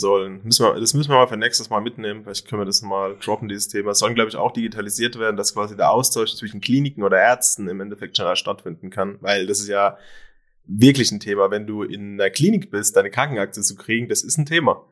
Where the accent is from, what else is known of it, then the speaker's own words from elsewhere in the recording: Germany; bei uns in Deutschland